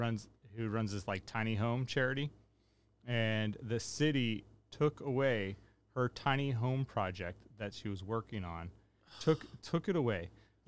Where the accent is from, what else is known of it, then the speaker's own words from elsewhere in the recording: Rio Linda, California, United States; I grew up in Rio Linda.